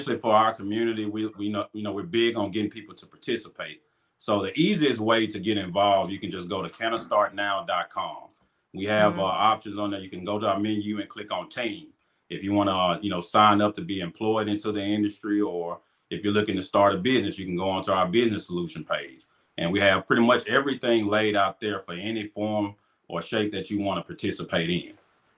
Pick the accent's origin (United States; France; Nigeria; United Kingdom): United States; Grenada, Mississippi; I'm from Grenada, Mississippi